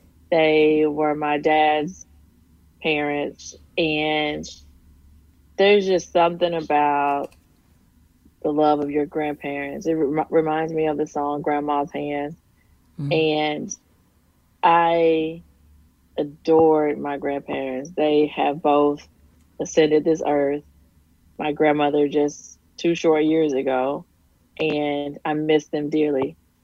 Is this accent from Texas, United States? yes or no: yes; Texas, United States; I grew up in rural East Texas. My mom was a nurse. My stepdad worked at the local coal mine. And I grew up in a town of about 1,200 people